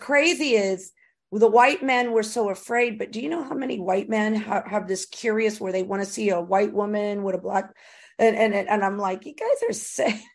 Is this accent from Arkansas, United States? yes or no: no; Florida, United States; I was raised in Florida.